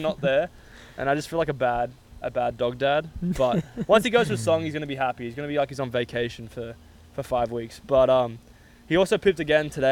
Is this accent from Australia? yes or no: yes; Australia; moved away; as an Australian